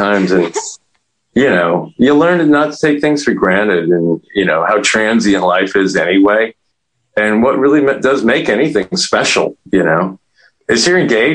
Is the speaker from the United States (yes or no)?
yes; New York, United States; I grew up in New York in the 70s